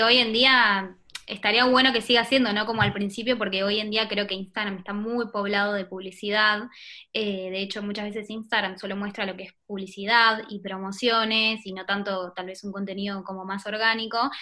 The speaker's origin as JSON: {"language": "Spanish", "region": "Buenos Aires", "country": "Argentina", "accent": "porteño", "said": "Soy de Buenos Aires, sí, exactamente, la capital."}